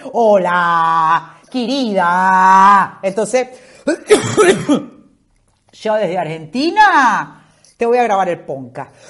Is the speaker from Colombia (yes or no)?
no; Maracaibo, Zulia, Venezuela; moved away as an adult; also born or lived in Caracas, Venezuela; now in Spain; yo soy maracucha que nací en Caracas